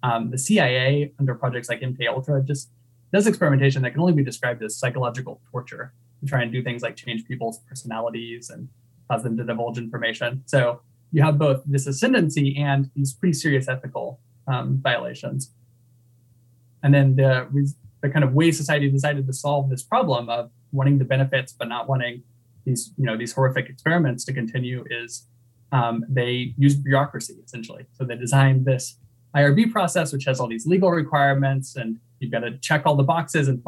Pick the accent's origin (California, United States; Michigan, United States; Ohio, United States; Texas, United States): Texas, United States; I grew up in Texas.